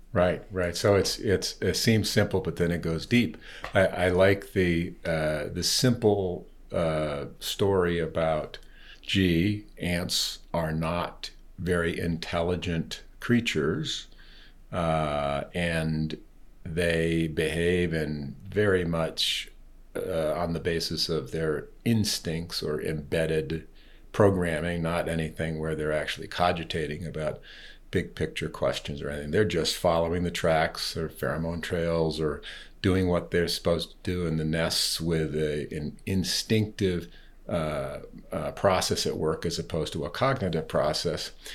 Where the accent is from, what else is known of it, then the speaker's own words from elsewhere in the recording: East Coast, United States; also born or lived in California; now in Colorado, United States; having grown up in the East Coast